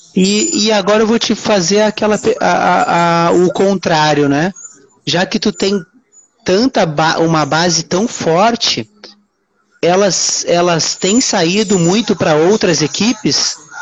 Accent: Uruguaiana, Rio Grande do Sul, Brazil; now in Rio de Janeiro, Brazil; eu hoje eu moro no Rio de Janeiro, né? Só que eu sou de Uruguaiana. Uruguaiana, interior do Rio Grande do Sul, fronteira com a Argentina

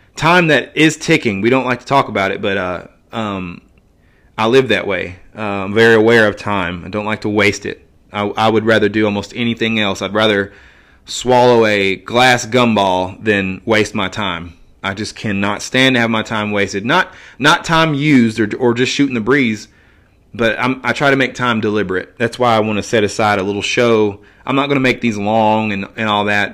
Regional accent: Johnson City, Tennessee, United States; my hometown, Johnson City

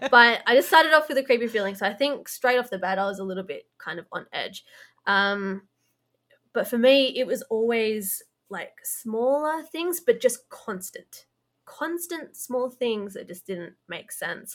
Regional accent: Blue Mountains, New South Wales, Australia; we're both originally from the Blue Mountains

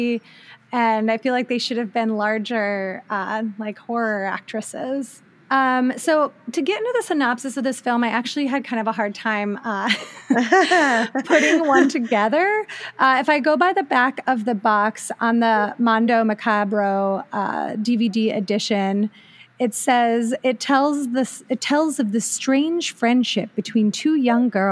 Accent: rural Ohio, United States; Rural Ohio stock here.

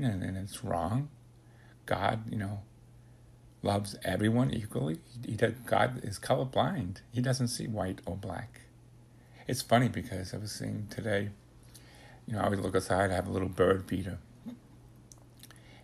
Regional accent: New York City, New York, United States; growing up in the Bronx, we were living in my grandmother's house in the basement

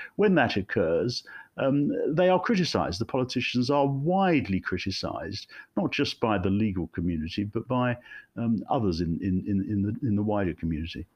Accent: Ilford, London, United Kingdom; also born or lived in Finsbury Park, London; my parents moved to Ilford in Essex in 1963

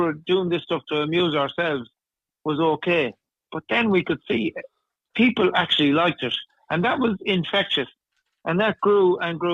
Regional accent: Tuam, Connacht, Ireland; I was brought up on Galway football. I live about 200 yards from Tuam Stadium

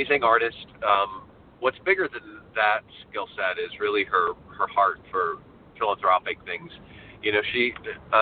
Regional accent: Dubuque, Iowa, United States; moved away as an adult; also born or lived in Springfield, Missouri; now in Los Angeles, United States; I grew up in Iowa, in Dubuque

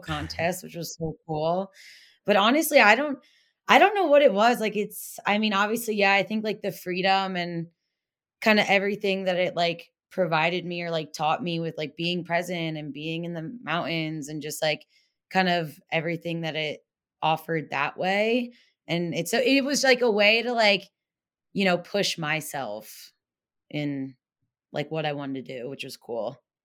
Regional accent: Pennsylvania, United States; moved away as an adult; I grew up in Pennsylvania, like Amish country pretty much

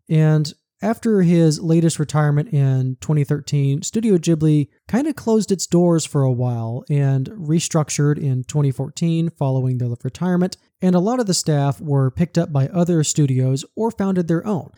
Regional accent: southern US, United States; accent: southern; I'm born and raised in the southern U S. I also work here. You can probably tell that from my accent

